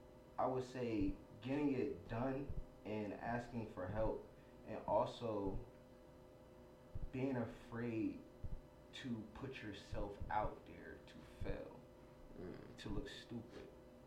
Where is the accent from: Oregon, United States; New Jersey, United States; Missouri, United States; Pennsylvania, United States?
New Jersey, United States; Stuyvesant and Rosemont; also born or lived in Ewing, New Jersey; I grew up on Stuyvesant and Rosemont until I turned 12 years old.